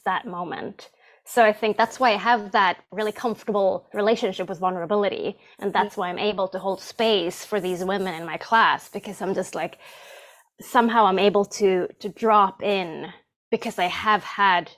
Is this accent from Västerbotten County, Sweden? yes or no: no; Stockholm, Stockholm County, Sweden; English is a second language; moved away; the English teachers I had in school in Stockholm, Sweden